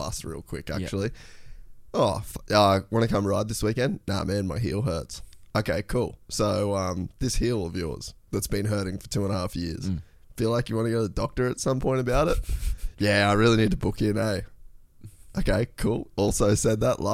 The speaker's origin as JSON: {"language": "English", "town": "Cairns", "region": "Queensland", "country": "Australia", "tie": "born or raised there", "said": "growing up in Cairns"}